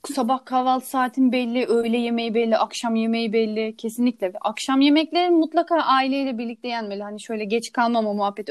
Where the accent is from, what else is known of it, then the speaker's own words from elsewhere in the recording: Burdur, Turkey; o zaman Burdur'daki evimizde